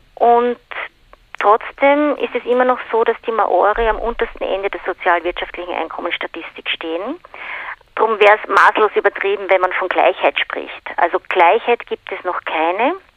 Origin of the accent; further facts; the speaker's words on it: Austria; moved away; also born or lived in New Zealand; ich, ich komme aus Österreich